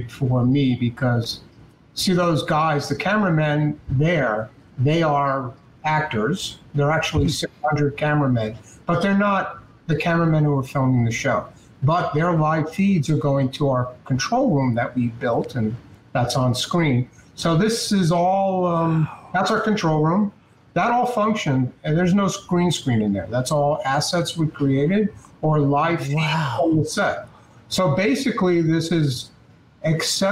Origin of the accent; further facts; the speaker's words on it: New York, United States; I'm a New Yorker, but when I went back to New York